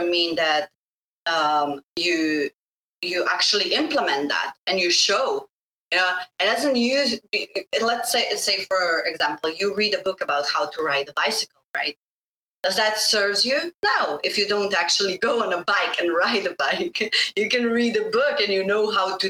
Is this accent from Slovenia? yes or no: yes; Slovenia; first language Bosnian; English is a second language; moved away; also born or lived in Sweden; My parents are from Bosnia. I'm from Slovenia. I'm born in Slovenia